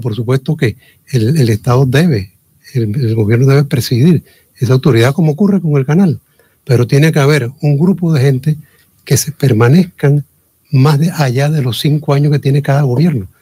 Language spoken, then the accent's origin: Spanish; Chiriquí, Panama; somos nosotros todos chiricanos